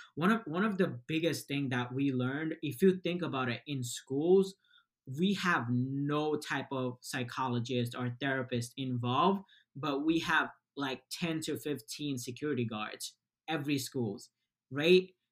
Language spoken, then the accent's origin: English; Bangladesh; moved away; I was born in Bangladesh. We we moved here about like 12 years ago.